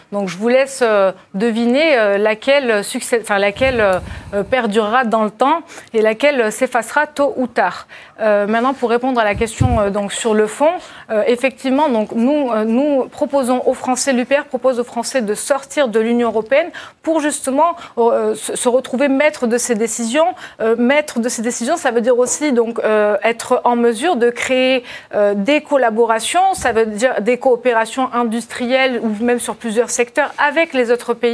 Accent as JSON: {"language": "French", "country": "France", "said": "Il y a 88 pays de la francophonie dont nous, en tant que Français, nous sommes plus proches que certains autres pays euh"}